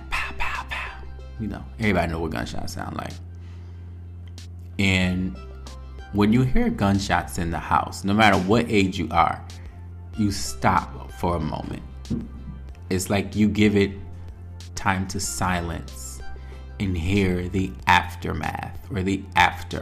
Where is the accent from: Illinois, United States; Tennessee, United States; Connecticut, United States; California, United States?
Connecticut, United States; New Haven; I was born in New Haven, Connecticut at St. Raphael Hospital